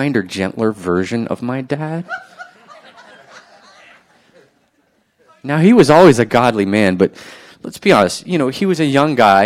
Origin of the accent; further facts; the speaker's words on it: New Orleans, Louisiana, United States; growing up in New Orleans